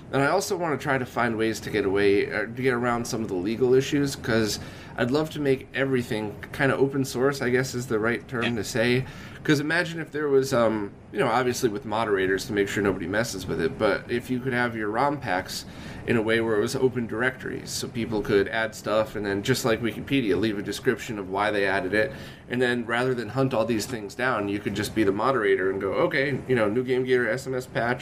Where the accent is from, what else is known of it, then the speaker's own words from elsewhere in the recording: Connecticut, United States; I was in Connecticut, maybe 2 hours outside of New York City